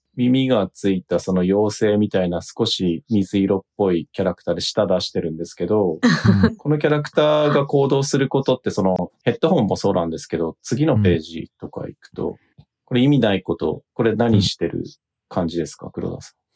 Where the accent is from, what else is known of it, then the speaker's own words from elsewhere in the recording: Miyagi, Japan; 東北出身、宮城県のちっちゃい、あの、田舎出身だったんで